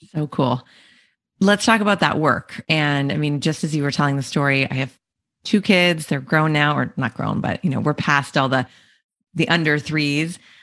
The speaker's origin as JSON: {"language": "English", "country": "Canada", "said": "we're both Canadian"}